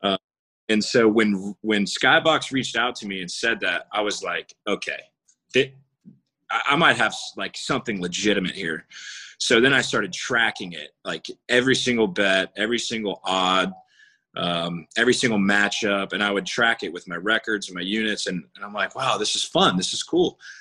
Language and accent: English; Jacksonville, Florida, United States; born and raised in Jacksonville.